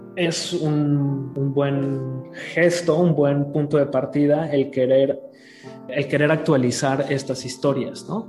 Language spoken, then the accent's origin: Spanish; Mexico; nosotros como mexicanos